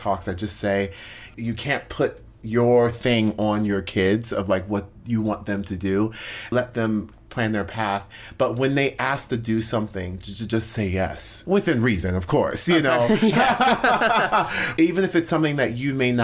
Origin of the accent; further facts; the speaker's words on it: Orlando, Florida, United States; I grew up in Orlando, Florida